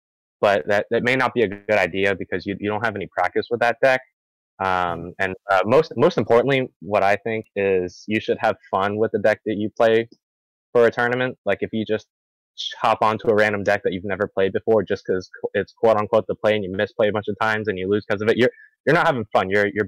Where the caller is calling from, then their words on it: Cocoa, Florida, United States; Yeah, Cocoa, Florida.